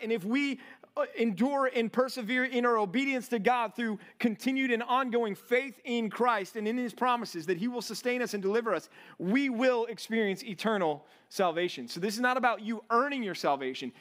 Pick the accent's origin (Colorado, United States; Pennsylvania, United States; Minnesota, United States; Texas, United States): Texas, United States; moved away; growing up in Texas